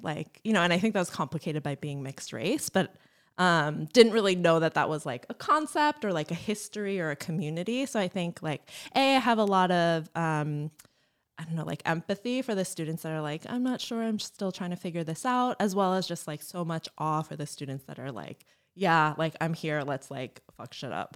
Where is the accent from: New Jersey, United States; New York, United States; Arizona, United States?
New Jersey, United States; East Brunswick; moved away as an adult; now in Chicago, United States; I was from East Brunswick